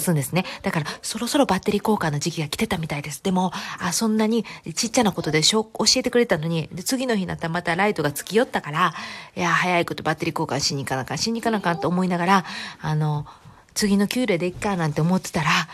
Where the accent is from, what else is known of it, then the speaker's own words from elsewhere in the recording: Kansai, Japan; accent: Kansai dialect (also speaks Kanto dialect); now in United States; バイリンガルなんで、関西弁と関東弁の